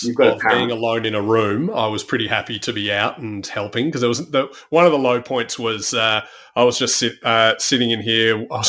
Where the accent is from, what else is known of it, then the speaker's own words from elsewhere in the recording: Australia; accent: Aussie; I'll often play up the Australian thing so people don't think I'm English or American.